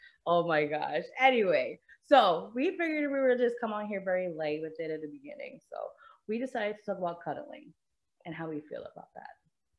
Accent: New York City, New York, United States; now in Georgia, United States; I'm from Queens.

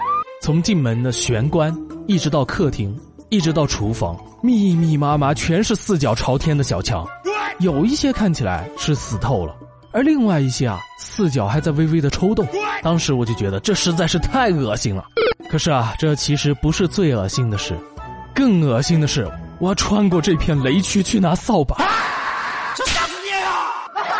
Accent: South China, China; 作为一个土生土长的南方人，要提醒一下啊，来我们南方的北方人啊

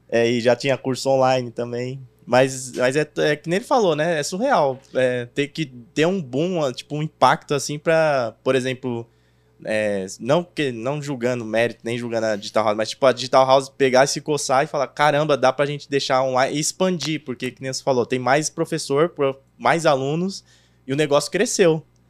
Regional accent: São Paulo, Brazil; eu sou da Zona Leste ali, Itaquera

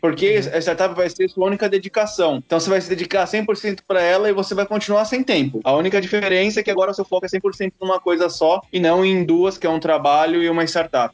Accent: São Caetano do Sul, São Paulo, Brazil; venho daqui de São Caetano

